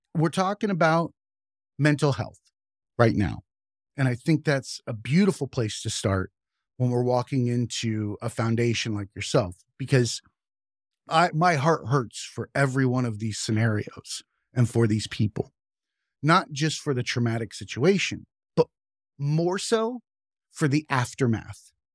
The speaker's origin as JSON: {"language": "English", "region": "the South", "country": "United States", "tie": "born or raised there", "moved": "yes", "said": "I grew up in the South, and preachers are a staple in the Bible Belt"}